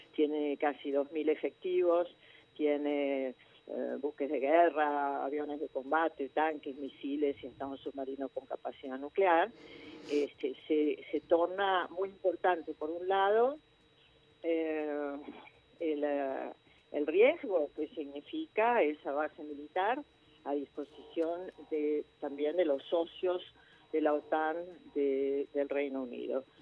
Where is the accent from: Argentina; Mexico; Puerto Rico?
Argentina